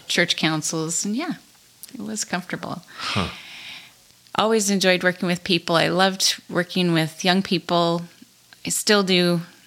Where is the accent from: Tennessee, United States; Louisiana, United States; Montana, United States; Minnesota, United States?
Montana, United States; moved away as an adult; also born or lived in Shelby, Montana / Colstrip, Montana / Great Falls, Montana / New Jersey; now in Belfield, United States; I am not from North Dakota. I grew up in Montana. Okay. Grew up in small towns around the state of Montana.